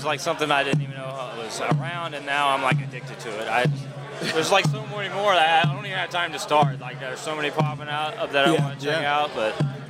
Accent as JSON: {"language": "English", "region": "Virginia", "country": "United States", "said": "I'm from Virginia."}